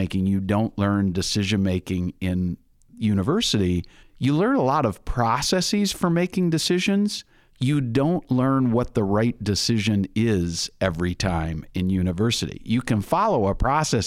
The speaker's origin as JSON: {"language": "English", "region": "Minnesota", "country": "United States", "said": "I'm in Minnesota, and one of the things people say about folks from Minnesota is we're Minnesota nice"}